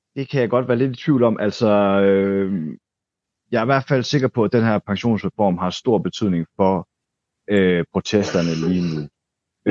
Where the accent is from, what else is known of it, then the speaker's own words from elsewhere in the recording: Denmark; nu kommer jeg her som dansker